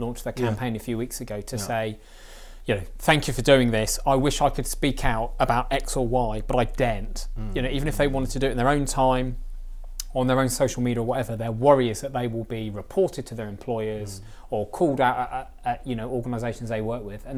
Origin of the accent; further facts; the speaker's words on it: Reading, South East England, United Kingdom; Reading's my hometown